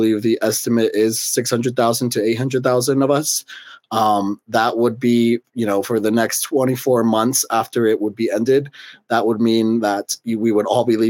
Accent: Utah, United States; I grew up in Utah

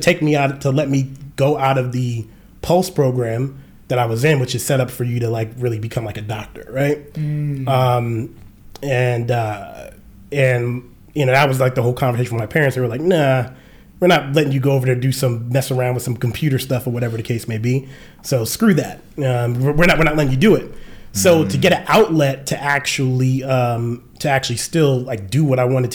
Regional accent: New York City, New York, United States; now in Atlanta, United States; we from Jamaica Queens.

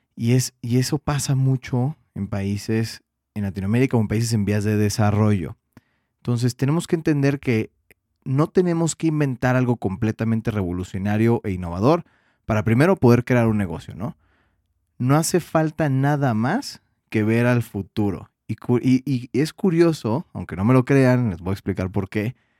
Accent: Mexico; como diríamos en México

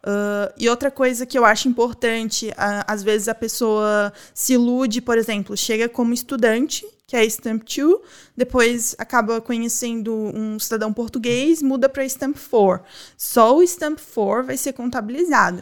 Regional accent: Brazil; moved away; eu sou brasileira

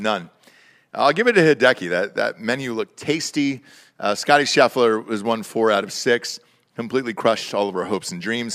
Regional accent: Georgia, United States; moved away; I'm from Georgia originally

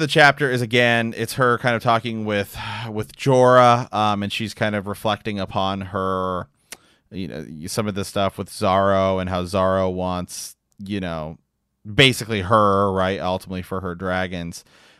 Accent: Illinois, United States; now in San Antonio, United States; AKA, I'm from Central Illinois, and we just moved to San Antonio, Texas, for a shop.

